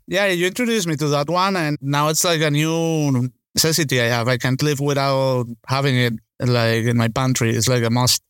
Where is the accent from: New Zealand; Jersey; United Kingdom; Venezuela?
Venezuela; Caracas, Capital District; moved away; I grew up in Caracas